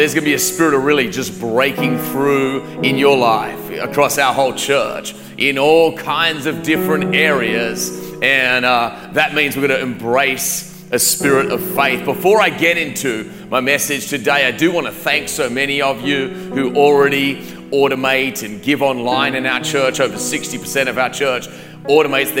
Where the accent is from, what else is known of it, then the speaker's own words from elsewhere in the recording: Australia; moved away; I grew up in Australia